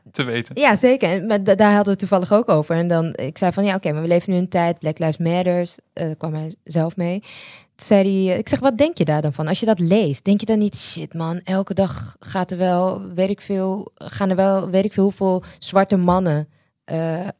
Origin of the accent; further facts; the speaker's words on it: Netherlands; ik ben in Nederland